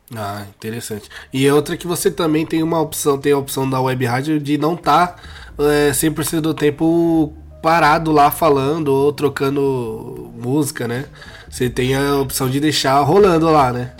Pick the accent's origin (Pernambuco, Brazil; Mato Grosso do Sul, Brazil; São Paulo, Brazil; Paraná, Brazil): São Paulo, Brazil; eu sou de Guaianazes, né? Quando eu era pequena eu morava lá.